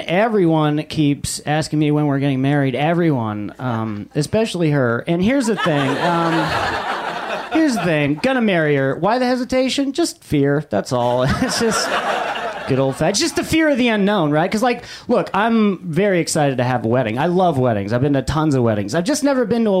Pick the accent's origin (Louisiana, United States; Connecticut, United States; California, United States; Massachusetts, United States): California, United States; Los Angeles; I grew up in Silver Lake